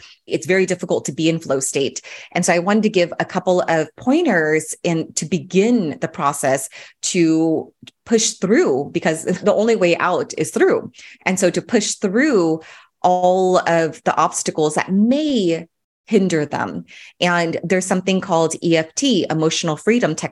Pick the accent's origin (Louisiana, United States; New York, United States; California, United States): California, United States; Orange County; I grew up in Orange County